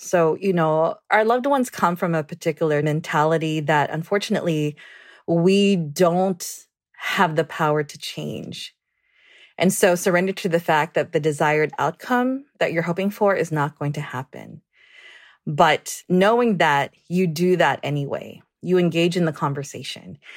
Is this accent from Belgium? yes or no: no; Guam; I'm originally from Guam, born and raised.